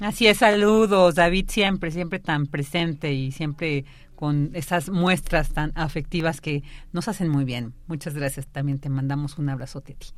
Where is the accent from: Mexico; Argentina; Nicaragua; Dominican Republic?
Mexico; nos sentimos muy orgullosas y orgullosos de pertenecer a este país